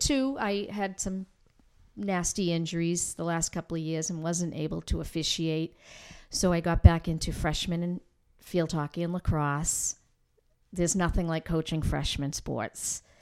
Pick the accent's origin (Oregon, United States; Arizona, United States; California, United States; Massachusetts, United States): Massachusetts, United States; North Andover; moved away as an adult; now in Newburyport, United States; I grew up here in North Andover, second generation.